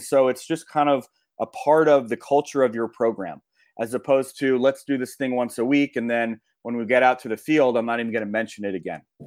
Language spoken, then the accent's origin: English; Los Angeles, California, United States; I grew up in Los Angeles